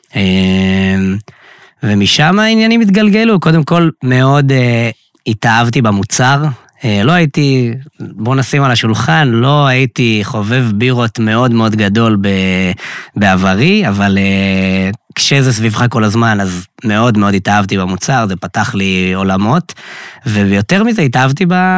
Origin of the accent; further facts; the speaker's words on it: Kiryat Tivon, Northern District, Israel; moved away as an adult; now in Tel Aviv, Israel; מקריית טבעון במקור, גר כבר אה, שש שנים בתל אביב